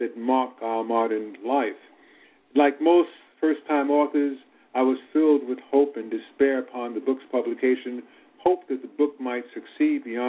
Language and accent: English; New York City, New York, United States; also born or lived in Petersburg, Virginia; I was born in Petersburg, Virginia, but I had my early childhood experience living in New York City